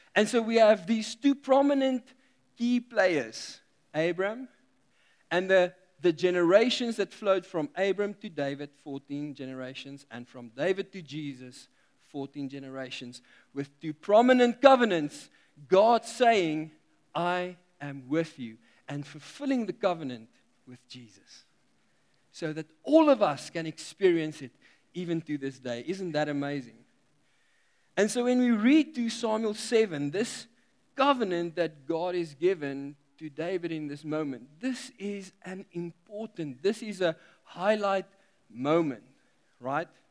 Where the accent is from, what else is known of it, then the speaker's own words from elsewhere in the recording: South Africa; we are South African